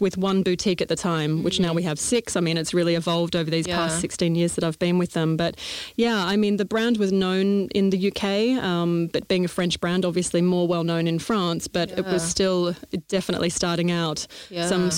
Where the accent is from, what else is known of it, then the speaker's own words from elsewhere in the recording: Melbourne, Victoria, Australia; moved away as an adult; now in London, United Kingdom; I'm obviously Australian. Maybe it's not that obvious, but I definitely am from Melbourne, Australia. Moved over to London early 2004. So prior to that, living in Australia, grew up on a farm